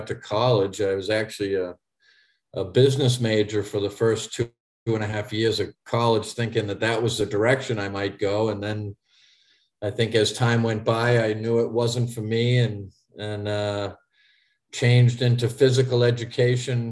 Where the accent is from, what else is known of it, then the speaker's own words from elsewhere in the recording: Haverhill, Massachusetts, United States; I grew up in Eastern Massachusetts in Haverhill, Massachusetts.